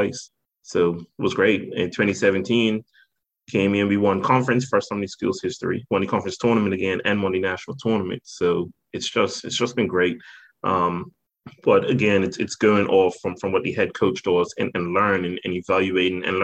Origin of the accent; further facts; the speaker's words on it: Bermuda; accent: British; moved away as an adult; born and raised in Bermuda